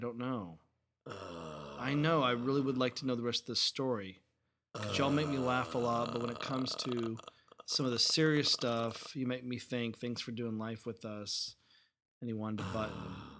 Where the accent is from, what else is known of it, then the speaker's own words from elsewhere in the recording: Uruguay; I'm from Uruguay.